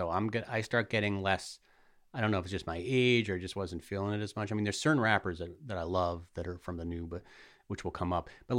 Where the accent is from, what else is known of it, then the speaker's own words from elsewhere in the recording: New York, United States; of course, I like it because I'm a New Yorker.